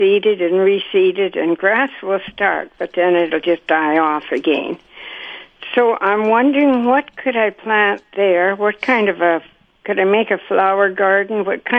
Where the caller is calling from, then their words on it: Manitou, Manitoba, Canada; We're not about 25 miles west of Morden.